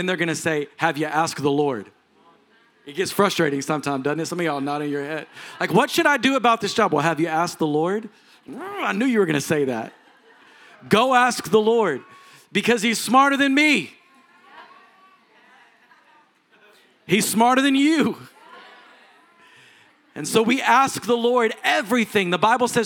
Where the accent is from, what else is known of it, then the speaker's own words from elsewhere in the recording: Texas, United States; I'm a Texan